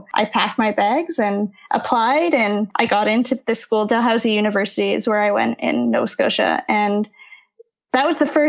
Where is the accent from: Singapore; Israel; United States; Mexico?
Singapore; also born or lived in Canada; growing up in Singapore, which is primarily where I grew up as a TCK, you call everyone auntie and uncle